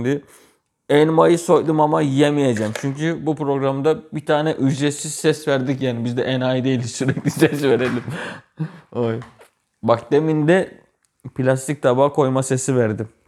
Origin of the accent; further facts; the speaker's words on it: Gölcük, Kocaeli, Turkey; also born or lived in Kütahya; Ben 7 Kasım 96'da doğdum. Kütahya'da doğdum. Sonrasında biz bir 6-7 ay sonra şey geldik. Kocaeli'ye, Gölcük'e geldik.